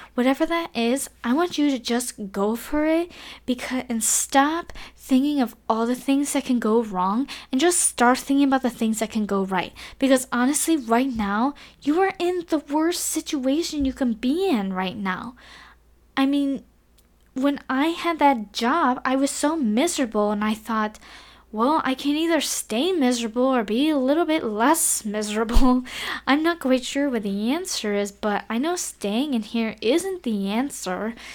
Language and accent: English; Cleveland, Ohio, United States; moved away as an adult; now in Taiwan; move, what, seven thousand six hundred miles away from my hometown in Cleveland, Ohio